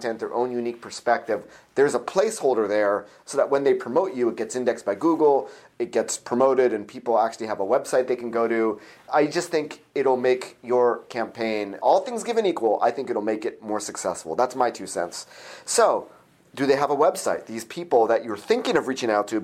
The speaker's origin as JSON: {"language": "English", "area": "Orange County", "region": "California", "country": "United States", "said": "I'm from Orange County, California"}